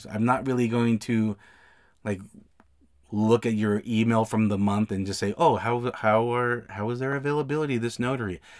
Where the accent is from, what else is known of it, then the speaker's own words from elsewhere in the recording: Salt Lake City, Utah, United States; I'm from the Salt Lake, Utah area.